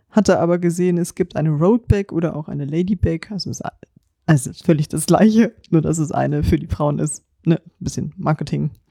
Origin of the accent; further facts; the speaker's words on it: Lüneburg, Lower Saxony, Germany; wir sind ja aus Lüneburg, Landkreis zumindest und Stadt